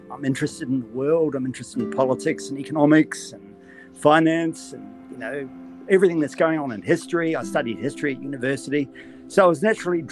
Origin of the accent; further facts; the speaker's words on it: Auckland, New Zealand; moved away as an adult; also born or lived in Australia; now in Sydney, Australia; I was born in New Zealand. You'll probably notice this by my accent. Grew up there, was educated there, was educated by the Maris brothers in Auckland